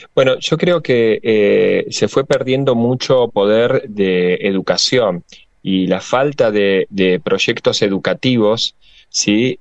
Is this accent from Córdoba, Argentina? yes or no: no; Santa Fe, Argentina; now in Buenos Aires, Argentina; yo vengo de Santa Fe, una provincia netamente peronista